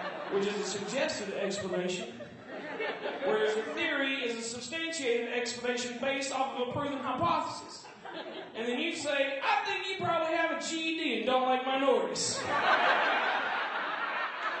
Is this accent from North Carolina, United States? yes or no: no; Georgia, United States; accent: southern; now in Seattle, United States; I'm originally from Georgia